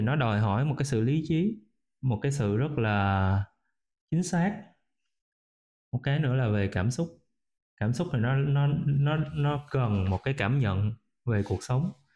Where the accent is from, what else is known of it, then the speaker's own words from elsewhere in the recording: Vietnam; mình là một người Việt Nam mình có nền tảng của người Việt Nam